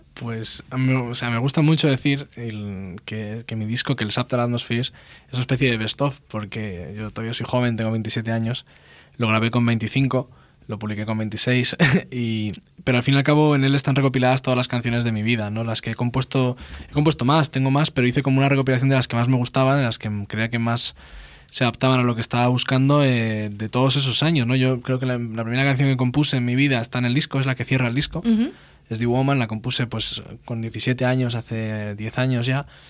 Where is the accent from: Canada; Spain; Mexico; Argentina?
Spain; first language Spanish; also born or lived in Leeds, United Kingdom; Yo nunca pensé que un chaval español podía eh, recibí tanto cariño de un público inglés.